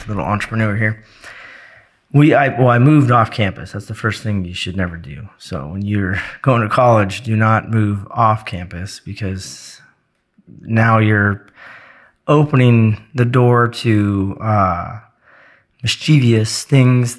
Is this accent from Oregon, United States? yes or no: yes; Oregon, United States; moved away as an adult; also born or lived in Florida / Georgia / Arizona / Germany; now in North Carolina, United States; I moved from Oregon originally, straight out of high school to Florida